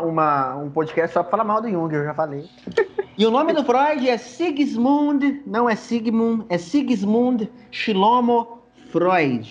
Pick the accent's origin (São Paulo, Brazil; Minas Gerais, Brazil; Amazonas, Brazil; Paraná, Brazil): Minas Gerais, Brazil; eu sou lá de Minas Gerais